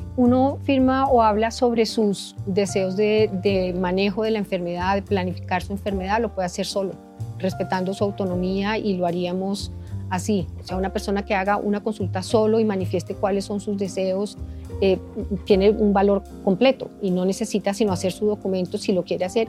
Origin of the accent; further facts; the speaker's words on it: Colombia; nosotros como seres colombianos, como ciudadanos colombianos